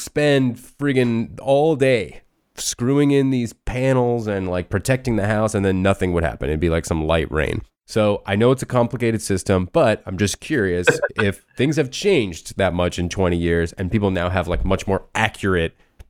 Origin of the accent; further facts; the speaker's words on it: South Florida, United States; I'm from South Florida, so, you know, my experience has always been with, you know, hurricanes coming.